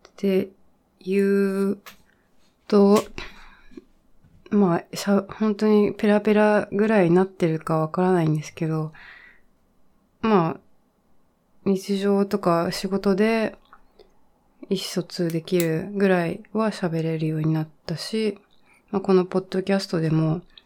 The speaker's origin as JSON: {"language": "Japanese", "country": "Japan", "tie": "born or raised there", "also_born_or_lived": "China / United States / Leeds, United Kingdom", "first_language": "Japanese", "said": "私は日本で育って、小さい時ちょっと中国にも住んでたんですけど、基本日本で大学卒まで"}